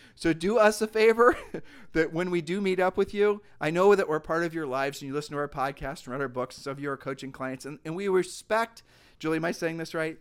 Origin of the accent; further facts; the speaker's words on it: Ohio, United States; we're from Ohio